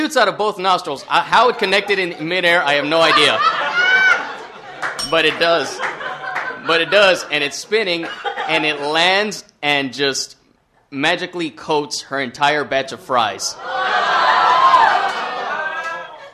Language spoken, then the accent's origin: English; Texas, United States; everybody knows everybody in my hometown